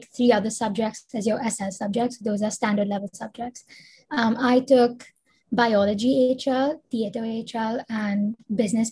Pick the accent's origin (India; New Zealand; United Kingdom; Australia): India; I'm from India. I live in Mumbai right now